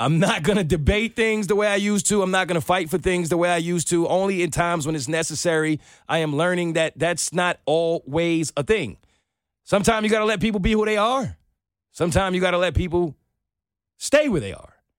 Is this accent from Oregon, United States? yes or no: no; New York, United States; my upbringing, growing up in New York